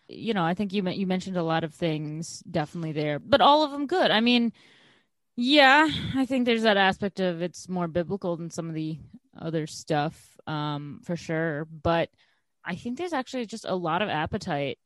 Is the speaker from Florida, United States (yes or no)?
no; Chicago, Illinois, United States; growing up in Chicago